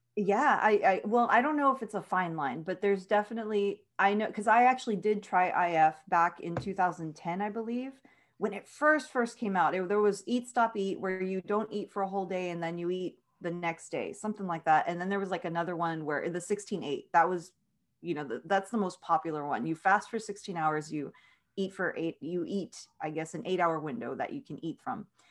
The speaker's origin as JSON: {"language": "English", "town": "Edinburg", "region": "Texas", "country": "United States", "tie": "born or raised there", "said": "born and raised in Edinburgh, Texas"}